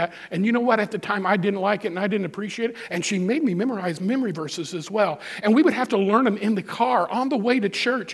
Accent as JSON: {"language": "English", "town": "Moberly", "region": "Missouri", "country": "United States", "tie": "born or raised there", "moved": "yes", "said": "I was in Moberly not long ago. That's my hometown where I grew up. I haven't lived there in 40-some-odd years"}